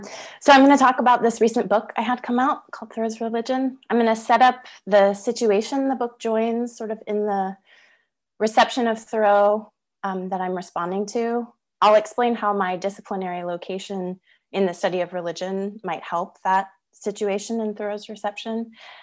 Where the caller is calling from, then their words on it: Melbourne, Victoria, Australia; I'm coming from Wurundjeri country in Melbourne, Australia, and I pay my respects to Wurundjeri elders past, present, and emerging